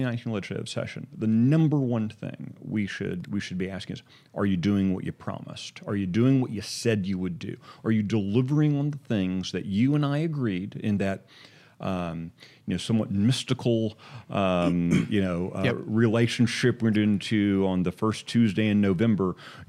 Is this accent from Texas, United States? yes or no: yes; Texas, United States; as a kid growing up in North Texas, at various points we lived in North Texas